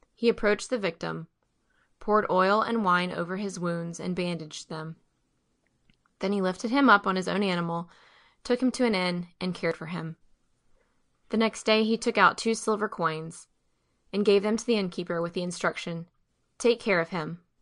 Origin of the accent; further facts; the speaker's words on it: Mobile, Alabama, United States; I'm from Mobile and my parents are great supporters of ACE